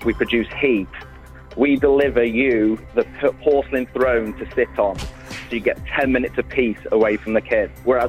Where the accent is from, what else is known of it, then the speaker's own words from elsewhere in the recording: Shrewsbury, West Midlands, United Kingdom; I'm from Shrewsbury.